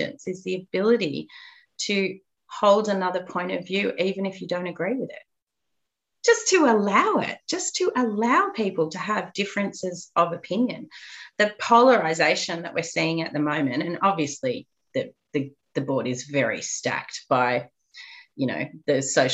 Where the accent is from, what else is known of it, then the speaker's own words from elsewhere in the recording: Australia; I went through school at a time where we were taught next to nothing about the truth of what happened to our Indigenous Aboriginal population